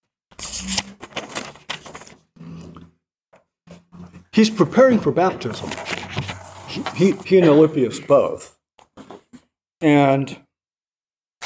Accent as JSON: {"language": "English", "region": "Virginia", "country": "United States", "tie": "born or raised there", "said": "my Protestant friends growing up in Virginia"}